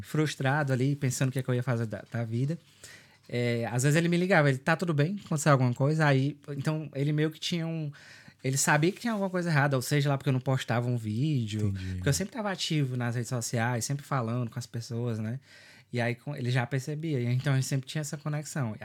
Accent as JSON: {"language": "Portuguese", "town": "São Benedito", "region": "Ceará", "country": "Brazil", "also_born_or_lived": "Sobral, Brazil", "moved": "as an adult", "lives_now": "Dublin, Ireland", "said": "Eu sou do interior do Ceará, no São Benedito"}